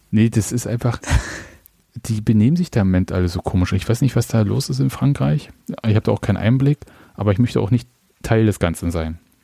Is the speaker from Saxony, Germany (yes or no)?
yes; Leipzig, Saxony, Germany; Ist ja schließlich meine Geburtsstadt